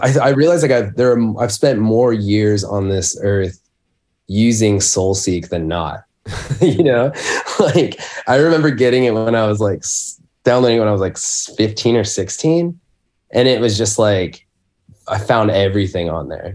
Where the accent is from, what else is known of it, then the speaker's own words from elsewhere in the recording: Spokane, Washington, United States; I grew up in Spokane, um, in Washington State